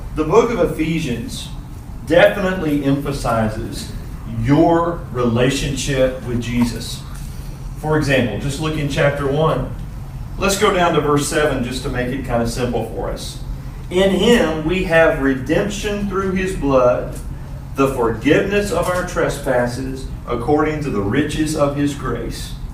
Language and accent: English; Pulaski, Tennessee, United States; now in Henderson, United States; I'm from Pulaski, Tennessee. That's a little small town. All right, Bowling Green is like a giant city compared to where I grew up